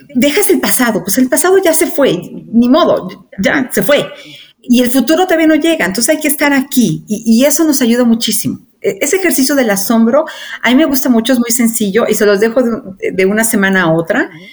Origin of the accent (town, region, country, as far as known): Mexico; moved away as an adult; also born or lived in Argentina / Chile